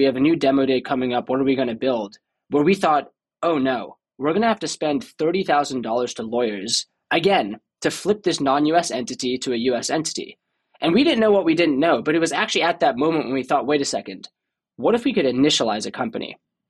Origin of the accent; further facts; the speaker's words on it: Boston, Massachusetts, United States; moved away as an adult; I grew up in Boston. Don't have a Boston accent too, as you can tell. Grew up there until I was 18.